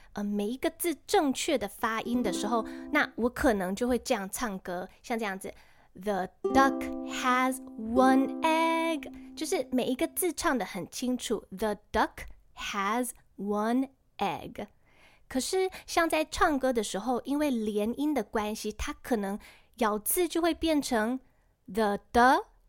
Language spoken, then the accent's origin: Chinese; Taiwan; 我们台湾人其实早就超级熟悉了